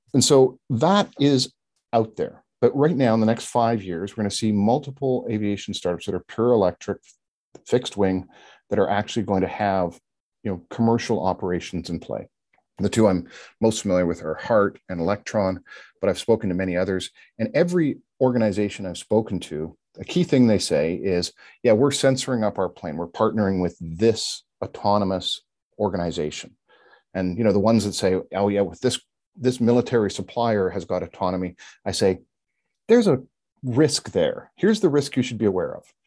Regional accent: Canada; as a Canadian

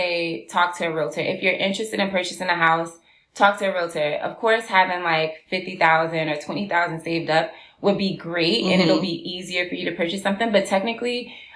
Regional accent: Newark, New Jersey, United States; I'm from Newark

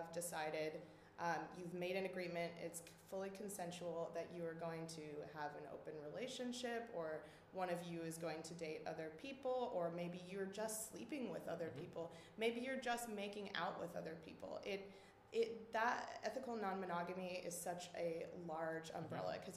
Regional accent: Midland, Texas, United States; moved away; I grew up in West Texas, in Midland, Texas.

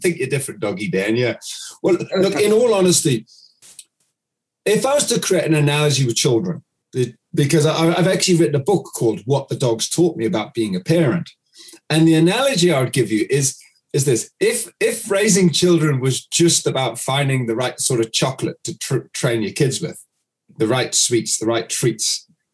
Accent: United Kingdom; now in New Zealand; I'm based here in New Zealand. And I'm actually British

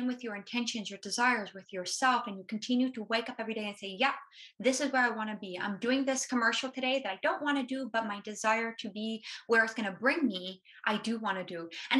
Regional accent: Canada; Being a Canadian, it's going to be hard to get to the States.

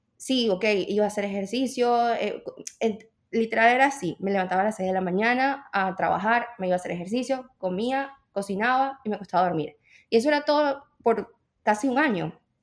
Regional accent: Venezuela; moved away as an adult; now in United States; yo soy de Venezuela

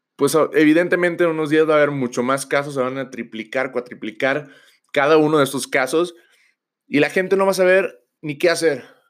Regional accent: Mexico; nosotros que somos de mexicanos

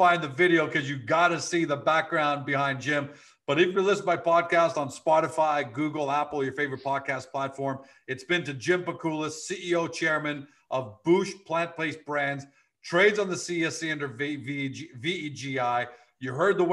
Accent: Canada; I'm Canadian

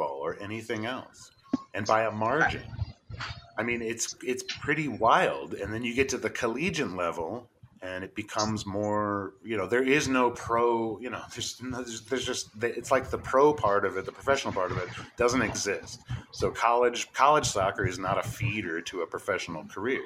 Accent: United States; speaking as an American to an American in America

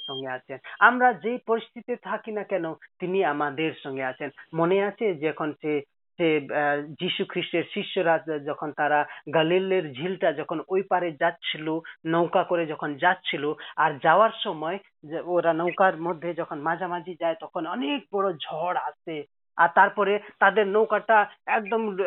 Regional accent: Nepal; moved away as an adult; also born or lived in Kolkata, India / Serampore, India; আমার বাড়ি নেপাল আর অরিজিনালি আমি নেপালের

